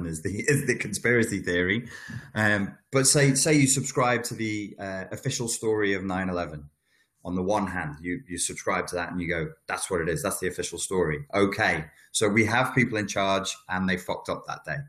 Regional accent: United Kingdom; I'm British

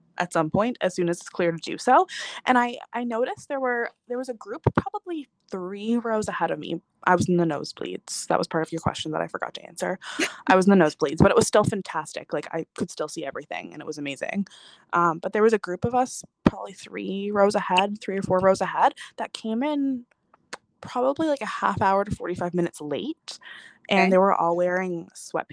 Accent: Newfoundland and Labrador, Canada; I'm from Newfoundland, so we don't get any concerts here

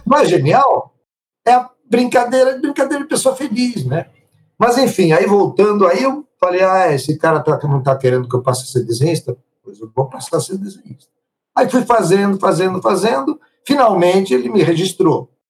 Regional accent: Italy; now in Brazil; Sou italiano até hoje, não me naturalizei

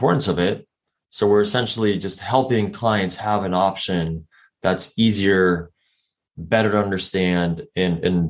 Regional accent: Colombia; now in San Diego, United States; born and raised in Colombia, down in South America

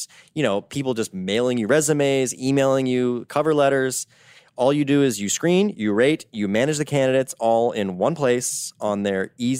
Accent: United States; accent: American; people are like, they get excited about my American accent.

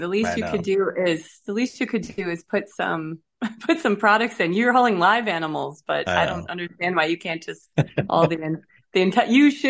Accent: Wisconsin, United States; Now, remember, I'm a cheesehead from Wisconsin.

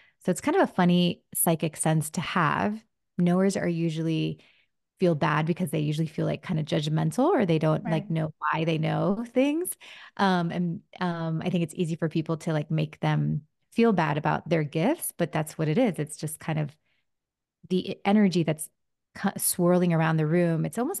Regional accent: New Jersey, United States; born there; I was in my kitchen, my family's house, and I was born in New Jersey.

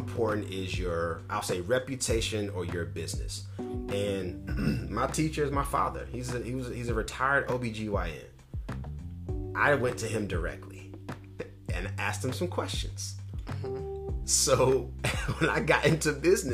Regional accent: North Carolina, United States; now in California, United States; Growing up in North Carolina

